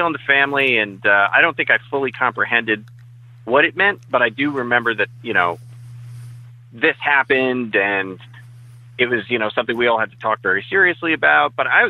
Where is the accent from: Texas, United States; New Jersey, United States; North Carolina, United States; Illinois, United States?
New Jersey, United States; also born or lived in Scranton, Pennsylvania / New England; Moved to New Jersey when I was a baby with my mom and dad. Raised in West Jersey. Lived in New England for a while, but I'm a Jersey guy. I live here now with my wife, so it's most of my life, probably 30 years I've been living in New Jersey.